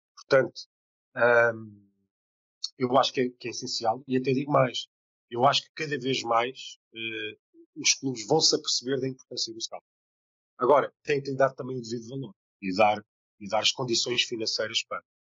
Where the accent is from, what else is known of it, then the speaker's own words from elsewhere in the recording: Portugal; sou português